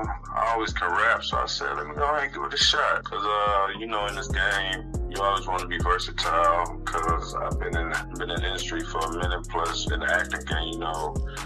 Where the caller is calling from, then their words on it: Chicago, Illinois, United States; I'm calling from Chicago, Illinois.